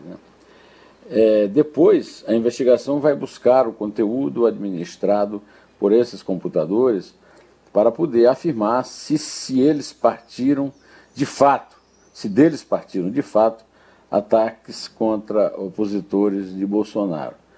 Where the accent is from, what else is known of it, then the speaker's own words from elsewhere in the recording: Northeast Region, Brazil; moved away as an adult; now in São Paulo, Brazil; eu sou nordestino. Lá no Nordeste, no Nordeste, nós temos uma